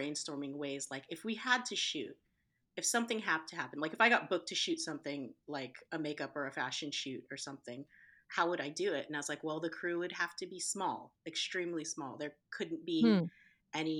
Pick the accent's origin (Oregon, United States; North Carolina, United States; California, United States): California, United States; Riverside; I'm from Riverside